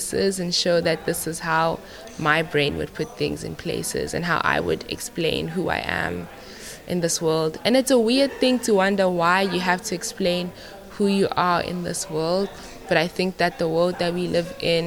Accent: South Africa; I'm from South Africa

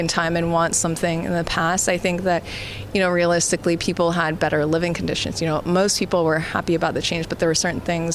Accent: California, United States; moved away; also born or lived in New York / Berlin; I am American and Canadian. I was born in California

